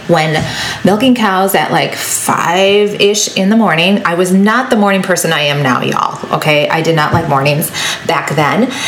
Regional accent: Wisconsin, United States; I grew up on a dairy farm. And yes, I am from Wisconsin

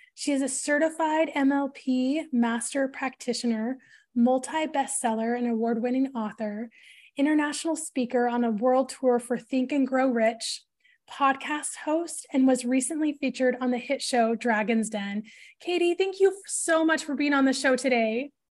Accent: Portland, Oregon, United States; grew up in the northwest of the U S, and so, um, in the Portland, Oregon area

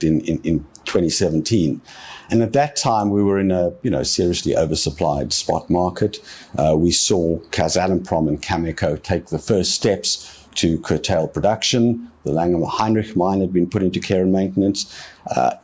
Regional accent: Cape Town, Western Cape, South Africa; this is my hometown.

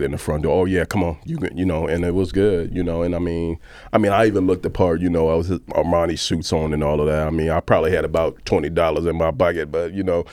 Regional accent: Chicago, Illinois, United States; I'm from Chicago

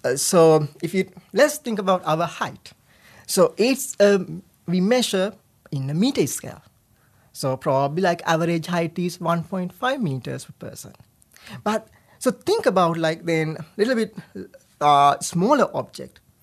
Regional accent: Sri Lanka; moved away as an adult; also born or lived in Rhode Island, United States; now in United States; I was born and raised in Sri Lanka

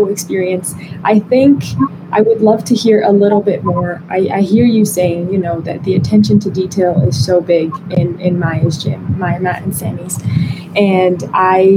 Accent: Brazil; moved away; growing up in Brazil, we were around soccer

